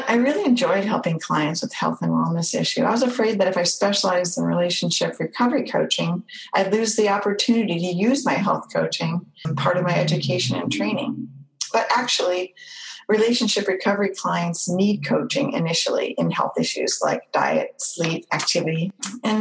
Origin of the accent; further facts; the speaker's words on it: Orange County, California, United States; moved away as an adult; my hometown, Orange County, California